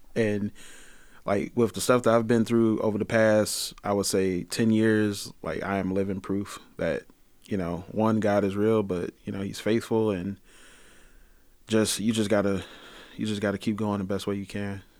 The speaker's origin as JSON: {"language": "English", "town": "Detroit", "region": "Michigan", "country": "United States", "tie": "born or raised there", "also_born_or_lived": "Pontiac, Michigan", "said": "I grew up in Detroit"}